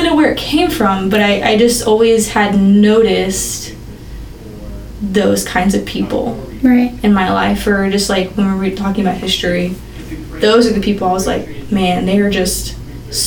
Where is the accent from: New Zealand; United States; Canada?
United States; Bentonville, Arkansas; I grew up around the area of Northwest Arkansas my entire life. Graduated from Bentonville High School